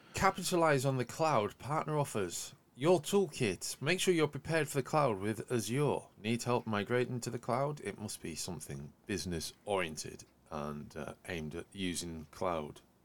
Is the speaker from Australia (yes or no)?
no; Yorkshire and the Humber, United Kingdom; accent: Yorkshire; my accent's got a lot broader since I say the word Yorkshire.